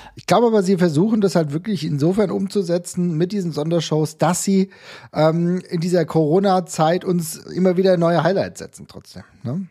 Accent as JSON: {"language": "German", "country": "Germany", "said": "als Deutscher"}